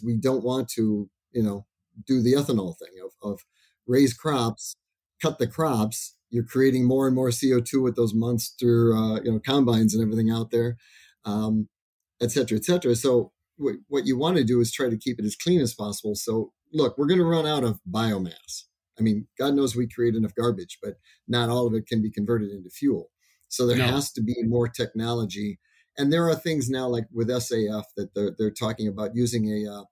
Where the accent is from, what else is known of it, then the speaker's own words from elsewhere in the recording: Iowa, United States; I grew up in Iowa